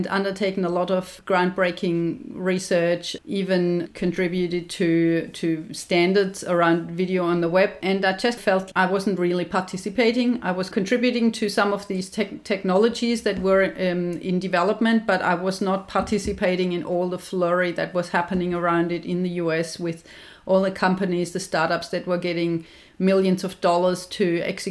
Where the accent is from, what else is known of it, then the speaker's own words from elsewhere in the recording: Germany; moved away as an adult; now in Australia; I'm obviously from Germany. I came to Australia in year 2000.